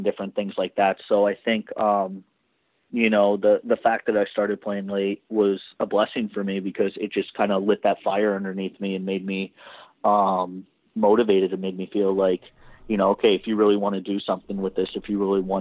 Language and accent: English; Dallas, Texas, United States; also born or lived in Pittsburgh; I grew up in Dallas, but both my parents are Canadian